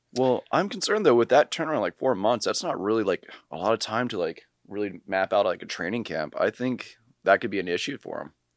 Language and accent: English; Charlottesville, Virginia, United States; moved away; I'm applying to be a firefighter in my hometown of Charlottesville